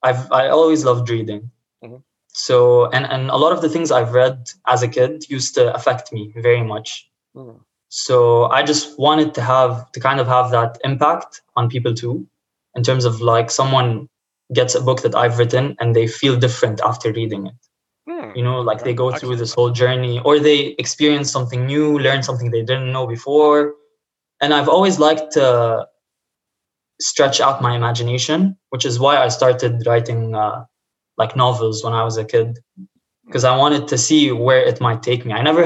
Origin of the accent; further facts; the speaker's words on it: Lebanon; now in Houston, United States; Honestly, like when I came from Lebanon, the situation was also bad there.